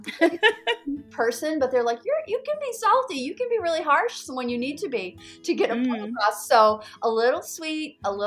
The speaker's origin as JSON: {"language": "English", "region": "Maine", "country": "United States", "tie": "born or raised there", "said": "I'm from Maine, which is the northeast corner of the United States. I used to listen to a radio show growing up."}